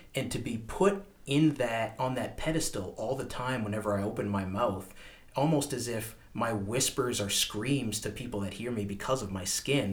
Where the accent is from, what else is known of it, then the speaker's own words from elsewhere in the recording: Woodstock, New Brunswick, Canada; growing up in Woodstock